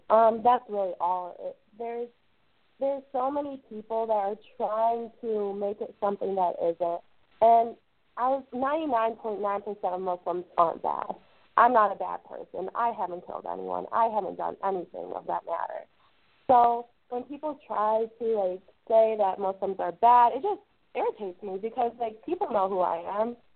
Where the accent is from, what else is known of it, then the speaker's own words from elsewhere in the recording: Brooklyn, New York, United States; born there; Um, well, I was born in Brooklyn. My parents were also born in the states, um, but my grandparents are from Pakistan.